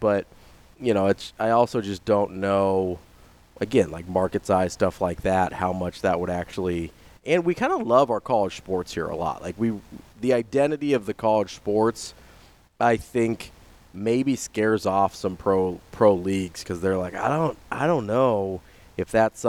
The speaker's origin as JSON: {"language": "English", "town": "Omaha", "region": "Nebraska", "country": "United States", "tie": "born or raised there", "said": "I grew up in Omaha. So like Omaha is my St. Louis. Like, you know, I mm-hmm. like being here, my family's here."}